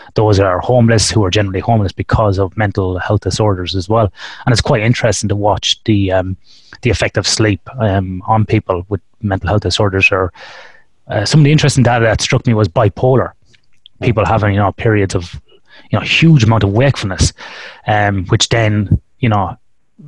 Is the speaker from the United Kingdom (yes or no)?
no; Ireland; now in Western Australia, Australia; growing up in Ireland, where you don't get a lot of it